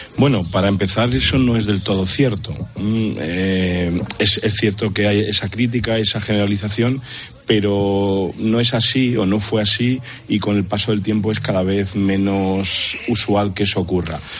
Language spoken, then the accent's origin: Spanish; Madrid, Community of Madrid, Spain; nací en Madrid